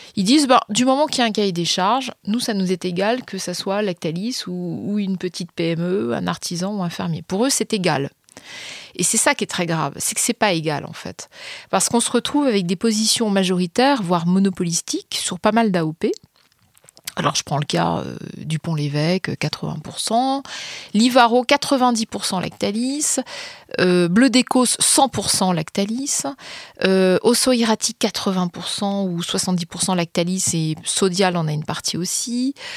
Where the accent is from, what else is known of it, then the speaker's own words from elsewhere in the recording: France; en tant que citoyenne, en tant que Française.